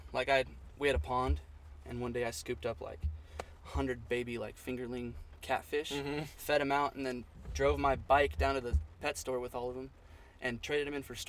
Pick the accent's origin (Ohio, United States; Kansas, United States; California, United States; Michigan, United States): California, United States; Northern; moved away as an adult; also born or lived in San Angelo, Texas; I was born in Southern California, and then when I was about 2 years old, my family moved to Northern California, and that's kind of where we lived until I turned 18.